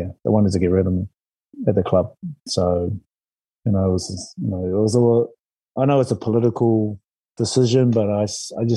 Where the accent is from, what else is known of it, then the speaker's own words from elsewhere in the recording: New Zealand; moved away; as a Kiwi